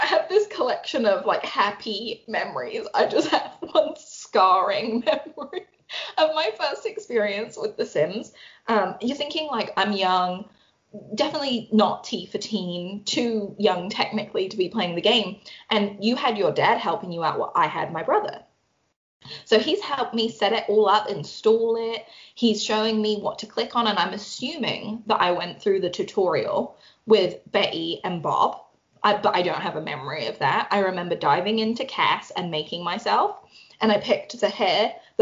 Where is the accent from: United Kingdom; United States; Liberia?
United Kingdom; London; we grew up obviously in London in a townhouse.